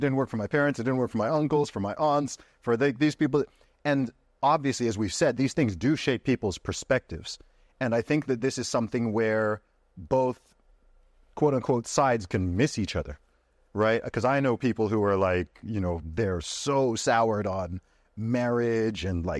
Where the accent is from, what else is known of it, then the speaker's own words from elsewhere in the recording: Saudi Arabia; And then the environment I grew up in Saudi Arabia, it was all married couples.